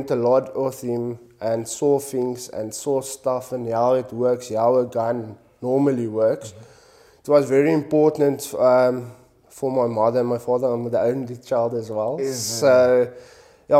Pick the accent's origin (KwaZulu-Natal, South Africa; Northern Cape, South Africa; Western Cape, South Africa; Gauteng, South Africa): Northern Cape, South Africa; Kimberley; now in Cape Town, South Africa; come from Kimberley, the Northern Cape. I grew up there